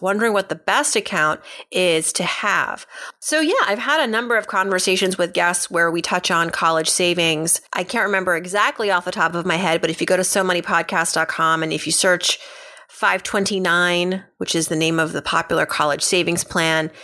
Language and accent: English; Massachusetts, United States; now in New York City, United States; I grew up in New England, Massachusetts even